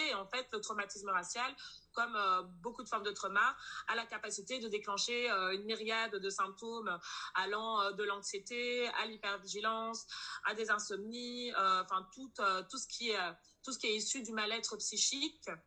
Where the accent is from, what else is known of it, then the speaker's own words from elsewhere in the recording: Brussels, Brussels-Capital Region, Belgium; euh, je suis bruxelloise, j'ai 27 ans